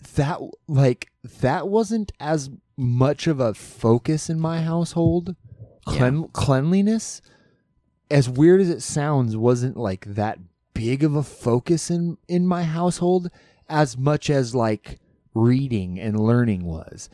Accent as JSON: {"language": "English", "region": "Alaska", "country": "United States", "tie": "born or raised there", "said": "growing up in Alaska"}